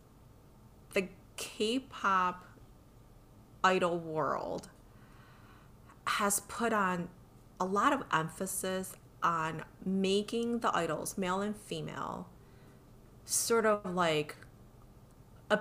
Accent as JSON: {"language": "English", "country": "United States", "said": "we're both American"}